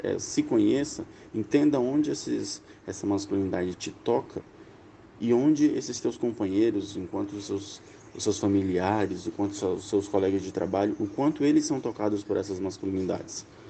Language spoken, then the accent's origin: Portuguese; Acre, Brazil; tenho 30 anos, sou acriano